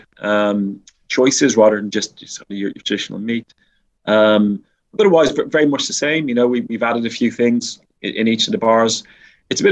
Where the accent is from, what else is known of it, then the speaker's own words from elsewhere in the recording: Dublin, Leinster, Ireland; moved away; I grew up in Dublin